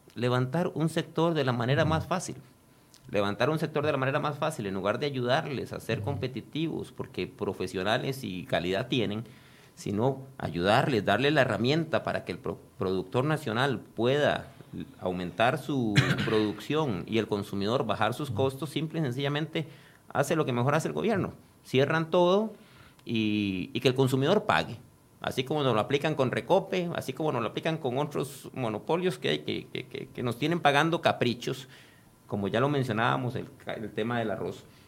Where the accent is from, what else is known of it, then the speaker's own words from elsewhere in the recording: Costa Rica; yo soy tico y soy más tico que muchos de los que andan con el chonete ahí puestos